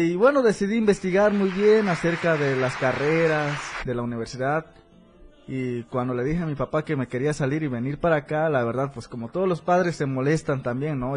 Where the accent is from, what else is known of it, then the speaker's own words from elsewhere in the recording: Mexico; moved away as an adult; also born or lived in Tenería, State of Mexico; now in Tuxtla Gutiérrez, Mexico; mi pueblo, San Francisco